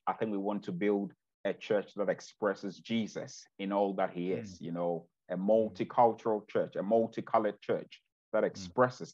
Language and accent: English; Ghana; now in Bexhill-on-Sea, United Kingdom; I'm originally from Ghana